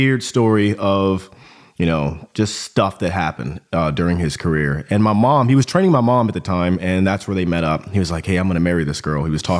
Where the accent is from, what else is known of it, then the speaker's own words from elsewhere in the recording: Augsburg, Bavaria, Germany; born there; But so I was born in Germany, Augsburg, Germany. Both my parents were in the army intelligence community.